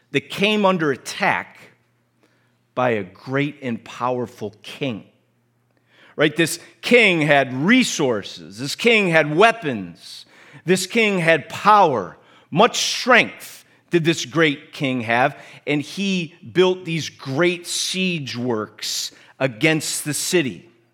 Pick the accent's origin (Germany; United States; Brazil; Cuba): United States; accent: American; my American accent